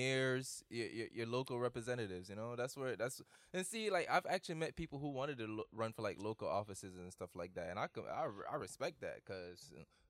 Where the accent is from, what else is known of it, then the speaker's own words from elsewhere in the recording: Hartford, Connecticut, United States; also born or lived in Springfield; I grew up in Hartford, mainly.